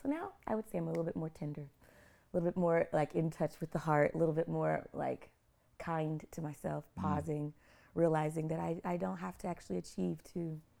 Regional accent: Oklahoma City, Oklahoma, United States; also born or lived in Idaho / Montana; I'm an Okie girl. I'm from Oklahoma City, but I'm a military brat. My dad was in the Air Force. So I lived in Idaho and Montana first and then moved to Oklahoma.

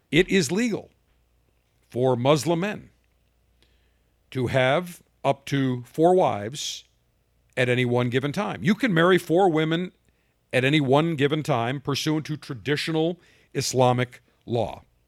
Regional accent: Buffalo, New York, United States; moved away; I'm from Buffalo originally

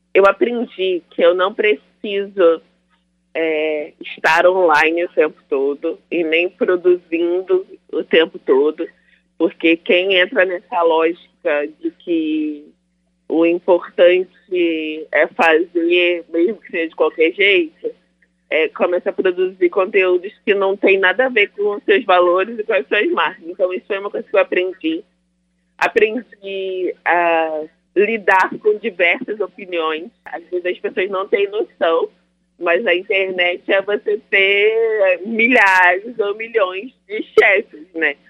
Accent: Niterói, Rio de Janeiro, Brazil; sou de Niterói, Rio de Janeiro.

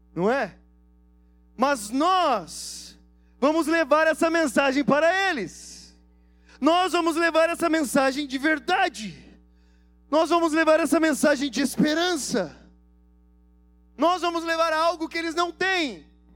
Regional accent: Brazil; vocês são brasileiros? Falou em inglês, assim, nós somos

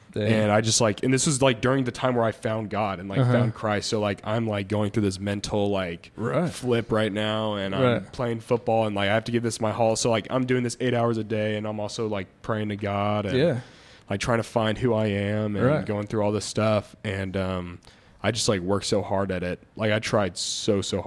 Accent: Round Rock, Texas, United States; also born or lived in Richardson, Texas; I'm originally from Round Rock, Austin

